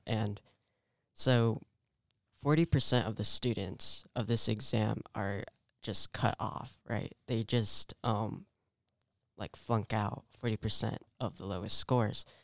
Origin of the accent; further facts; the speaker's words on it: California, United States; I was born in California